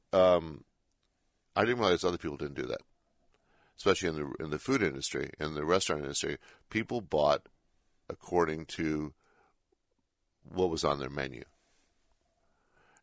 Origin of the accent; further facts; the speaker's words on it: Berkeley, California, United States; I grew up in Berkeley